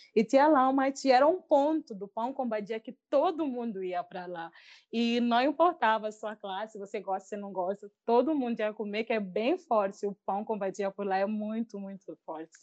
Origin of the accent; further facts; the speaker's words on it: Maputo, Maputo City, Mozambique; also born or lived in Australia; eu sou da capital, de Maputo, posso assim dizer, que é onde eu sempre, tipo, cresci, estudei por lá